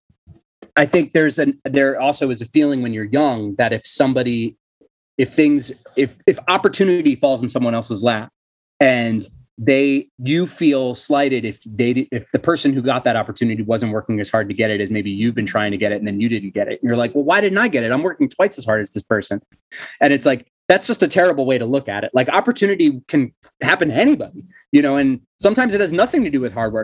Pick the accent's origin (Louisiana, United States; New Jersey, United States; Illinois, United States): New Jersey, United States; Cherry Hill; We're the hard scrabble suburb of Philadelphia